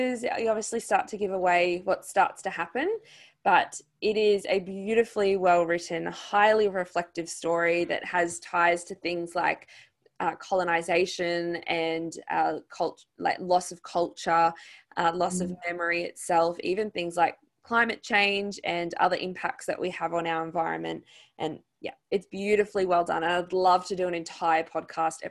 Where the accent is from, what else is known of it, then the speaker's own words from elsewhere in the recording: Australia; accent: Australian; my Australian accent